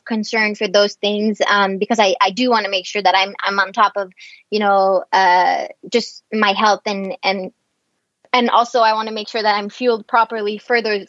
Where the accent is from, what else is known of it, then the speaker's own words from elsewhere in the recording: Quebec, Canada; I'm from Quebec